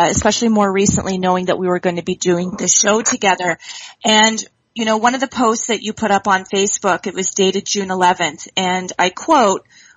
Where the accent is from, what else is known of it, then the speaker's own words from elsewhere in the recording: Dundas, Ontario, Canada; I hail from Dundas, Ontario, Canada